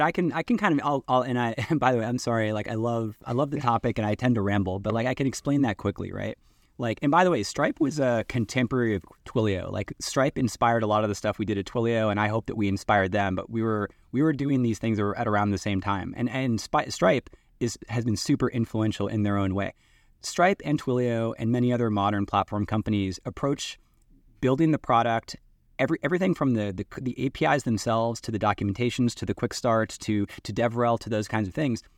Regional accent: East Coast of the U.S., United States; moved away as an adult; now in Seattle, United States; I'm from the East Coast in the U.S. and Microsoft was what brought me out to the West Coast. So I live in Seattle now

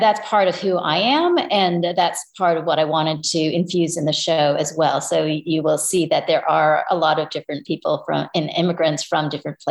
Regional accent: Toronto, Ontario, Canada; now in United States; I was born in Toronto and grew up in Canada

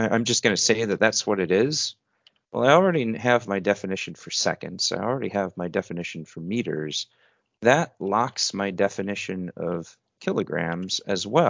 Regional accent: United States

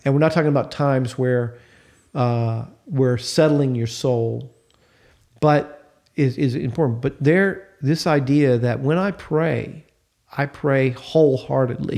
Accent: United States; I love being American

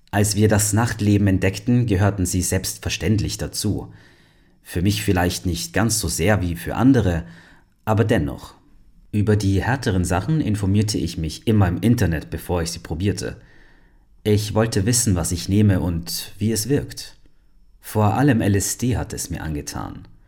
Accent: Berlin, Germany; Ich bin in Berlin aufgewachsen. Meine Eltern trennten sich früh. Mein Vater starb, als ich 15 war.

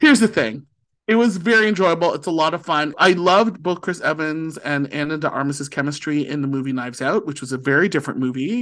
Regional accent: St. Catharines, Ontario, Canada; moved away as an adult; now in Ottawa, Canada; born and raised in Saint Catharines, Ontario, and now living in the nation's capital of Ottawa.

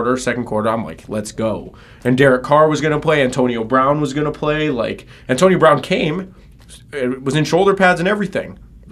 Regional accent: Winnipeg, Manitoba, Canada; my hometown of Winnipeg

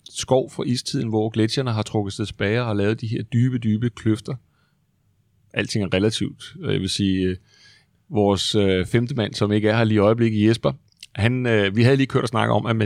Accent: Aarhus, Central Denmark Region, Denmark; now in Roskilde, Denmark; oprindeligt kommer jeg fra Aarhus.

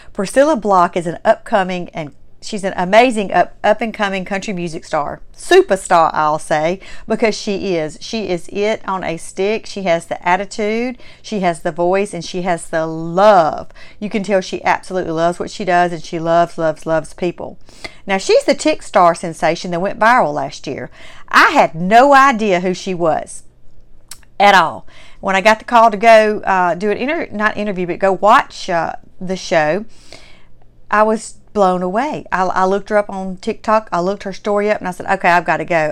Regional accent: Mississippi, United States; accent: strong Southern; having a Mississippi-born Southern heritage

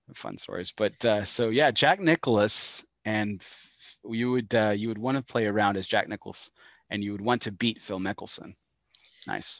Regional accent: El Paso, Texas, United States; my hometown of El Paso, Texas

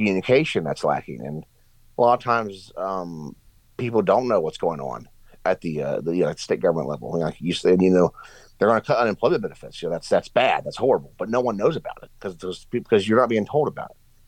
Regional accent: Southern West Virginia, United States; I come from Southern West Virginia

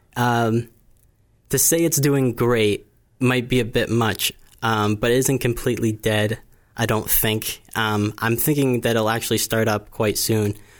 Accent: Bourne, Massachusetts, United States; I grew up here on the Cape

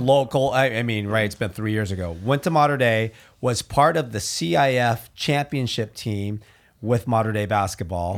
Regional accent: Orange County, Southern California, United States; we're from Southern California, we're from Orange County

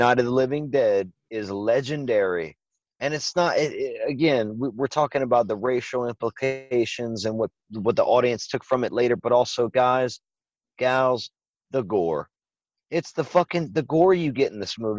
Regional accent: Louisiana, United States; I'm a Cajun. I'm from Louisiana

